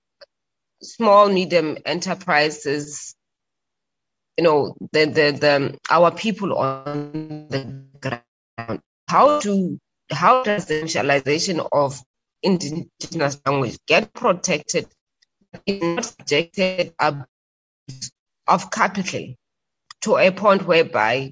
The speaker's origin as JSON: {"language": "English", "town": "Bloemfontein", "region": "Free State", "country": "South Africa", "said": "we are both from Bloemfontein, that is home"}